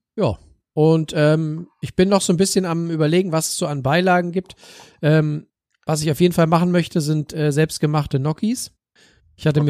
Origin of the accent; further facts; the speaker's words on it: Northern Germany, Germany; bei uns in Norddeutschland